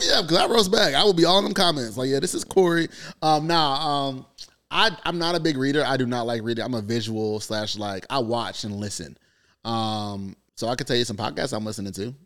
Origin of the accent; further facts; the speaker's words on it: North Carolina, United States; I come from North Carolina